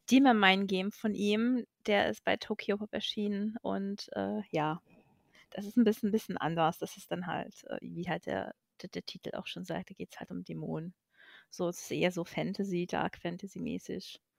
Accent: Hungary; now in Germany; beziehungsweise ich komme halt aus Ungarn, da hieß es RTL Club. Da lief ein bisschen andere Anime als hier in Deutschland

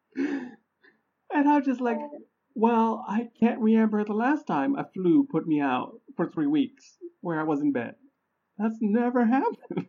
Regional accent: Honduras; moved away; I'm originally from Honduras, right? And I get like little snips, snippets of information from family about what's going on over there

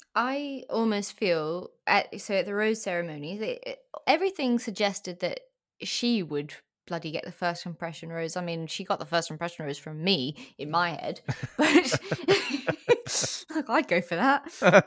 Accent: South Africa; now in England; I'm in England now, but I, I grew up in South Africa

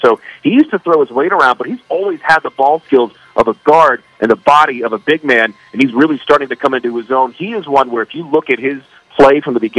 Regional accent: Las Vegas, Nevada, United States; when I was growing up in Vegas, late 90s, early 2000s

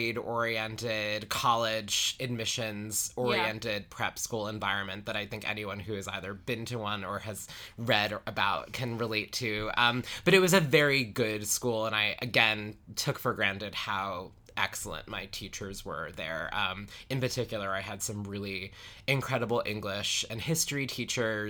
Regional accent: Huntington, New York, United States; moved away as an adult; now in Las Vegas, United States; I grew up in Huntington, which is a town on the North Shore

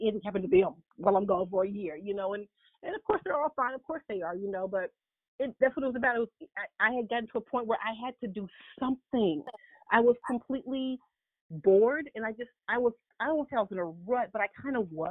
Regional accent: Huntsville, Alabama, United States; moved away as an adult; also born or lived in Florida; I hail from Huntsville, Alabama

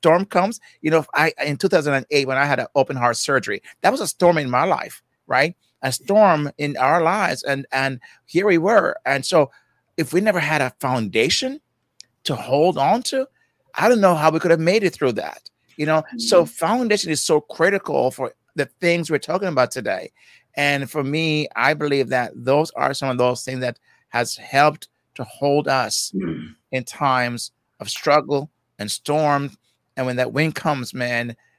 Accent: Jamaica; accent: Jamaican; I'm from Jamaica, so that's I call myself the, Jamaican guy

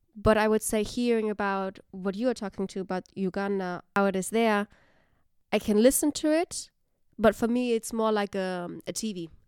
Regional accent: Germany; moved away as an adult; now in Netherlands; growing up in Germany

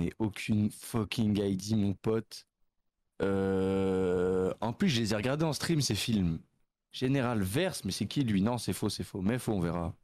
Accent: Nyon, Vaud, Switzerland; Je viens du canton de Vaud. Je suis du canton de Vaud vers aux alentours de Nyon

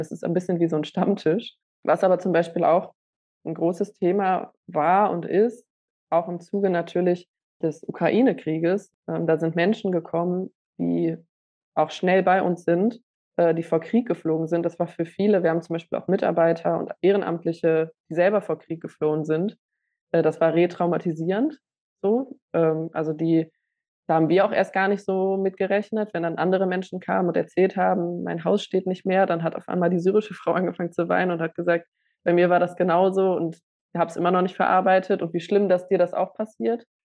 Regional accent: Essen, North Rhine-Westphalia, Germany; ich bin jetzt im Essener Süden aufgewachsen

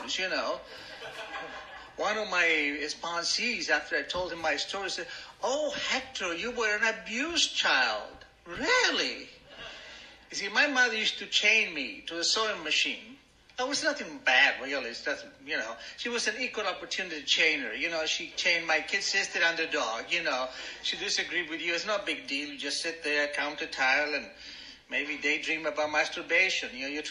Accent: Argentina; English is a second language; moved away as an adult; now in United States; My father was an Arab, my mother was an Italian, and I was born in Argentina

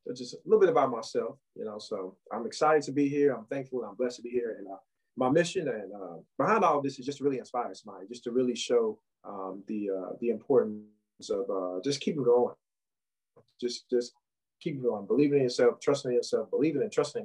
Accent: St. Louis, Missouri, United States; I'm originally from St. Louis, the third of seven children.

